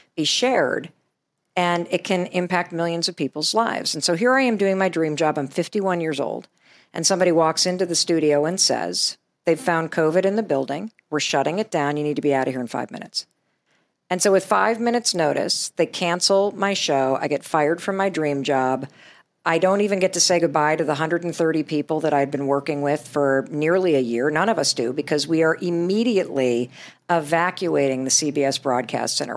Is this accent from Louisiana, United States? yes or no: no; Western Michigan, United States; since I was a little girl growing up in Western Michigan